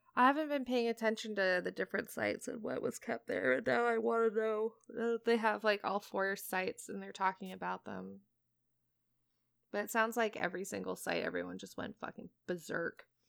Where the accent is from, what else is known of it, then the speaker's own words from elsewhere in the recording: Portland, United States; my hometown of Portland